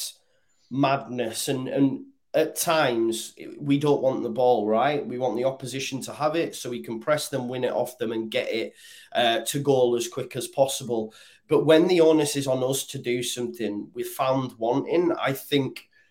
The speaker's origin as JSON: {"language": "English", "town": "Halifax", "region": "Yorkshire and the Humber", "country": "United Kingdom", "moved": "yes", "lives_now": "Sunderland, United Kingdom", "said": "I'm originally from Halifax Way, which is West Yorkshire. I actually live in the northeast now."}